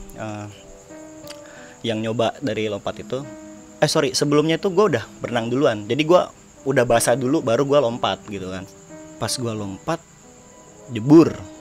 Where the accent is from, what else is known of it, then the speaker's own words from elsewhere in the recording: Tangerang, Banten, Indonesia; dari Tangerang